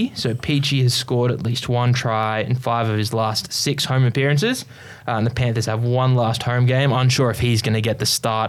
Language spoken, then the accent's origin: English; Queensland, Australia; I'm from Queensland